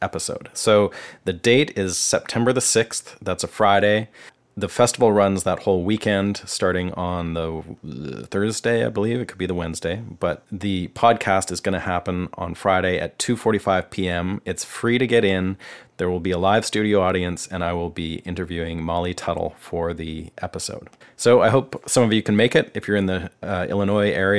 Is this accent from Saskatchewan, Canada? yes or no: no; British Columbia, Canada; we're both from British Columbia, Canada.